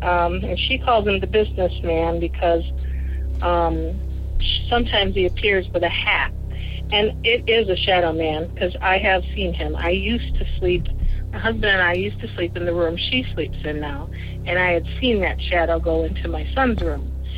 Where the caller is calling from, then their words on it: Michigan, United States; I'm calling from Michigan.